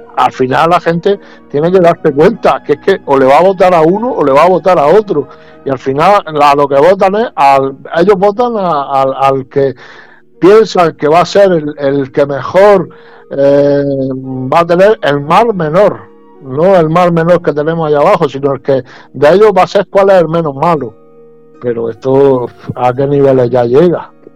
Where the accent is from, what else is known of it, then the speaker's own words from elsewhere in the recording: Region of Murcia, Spain; como murciano que soy